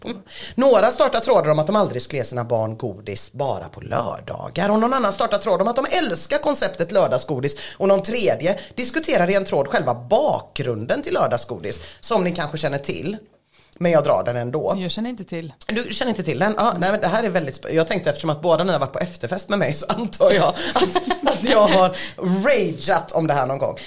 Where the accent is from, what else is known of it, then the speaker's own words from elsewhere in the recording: Sweden; Vi är svenskar.